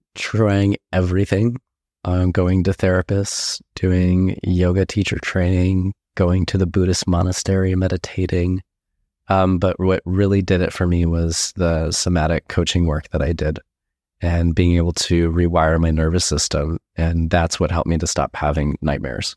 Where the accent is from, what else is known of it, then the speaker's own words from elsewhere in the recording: Escondido, California, United States; I grew up in Escondido, California, which is very close to San Diego